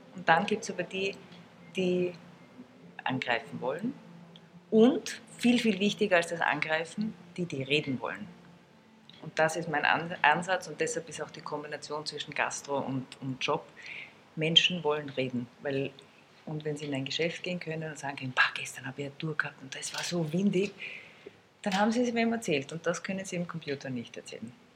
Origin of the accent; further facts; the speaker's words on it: Salzburg, Austria; now in Vienna, Austria; ich bin wie alle Österreicher am Rad aufgewachsen. Ich komme aus Salzburg